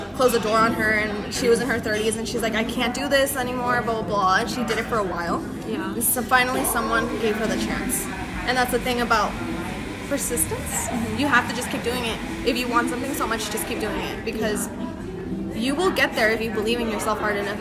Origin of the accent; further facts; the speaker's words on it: Monterey, California, United States; first language Spanish; English is a second language; I am a stylist from the Monterey area, a 831 area